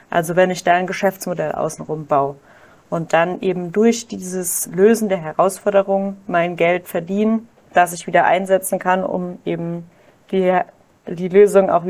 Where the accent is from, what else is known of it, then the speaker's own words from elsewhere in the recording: Kaiserslautern, Rhineland-Palatinate, Germany; Ich komme aus Kaiserslautern